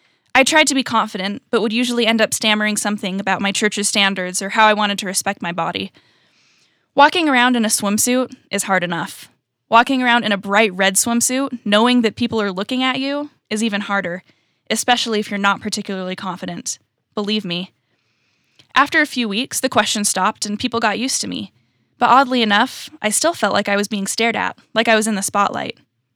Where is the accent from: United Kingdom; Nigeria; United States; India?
United States; California; also born or lived in Utah / Virginia; I was born in Utah, but I was raised in California and in Virginia, and currently I'm a freshman at college.